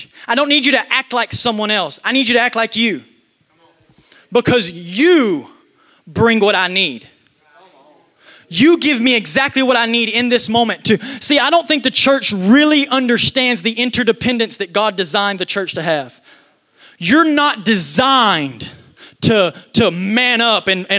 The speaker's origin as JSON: {"language": "English", "region": "Texas", "country": "United States", "said": "I'm from Texas"}